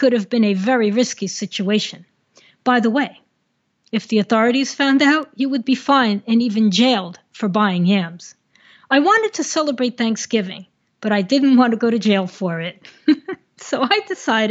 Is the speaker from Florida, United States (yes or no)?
no; New Jersey, United States; moved away as an adult; also born or lived in Colombia; I grew up in New Jersey